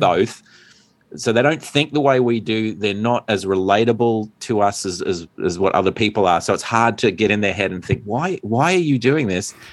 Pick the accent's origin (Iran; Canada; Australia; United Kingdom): Australia; as an Australian